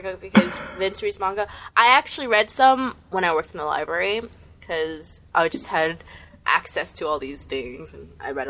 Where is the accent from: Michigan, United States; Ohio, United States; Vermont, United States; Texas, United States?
Ohio, United States; Columbus; Where I'm from? I'm from Ohio. Columbus, to be more specific. Midwest.